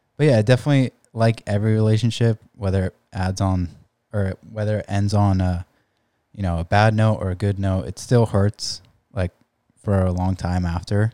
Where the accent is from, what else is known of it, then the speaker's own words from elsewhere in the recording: San Diego, California, United States; I grew up in La Jolla, uh, s, like, we've never lived anywhere else.